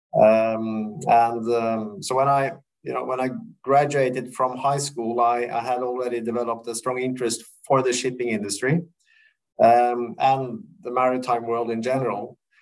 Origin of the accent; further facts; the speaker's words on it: Oslo, Norway; I was uh, born and raised in Oslo